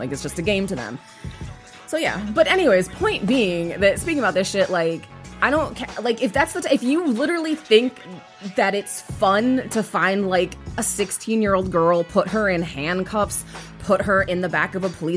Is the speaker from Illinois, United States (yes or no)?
yes; Chicago, Illinois, United States; I'm from Chicago.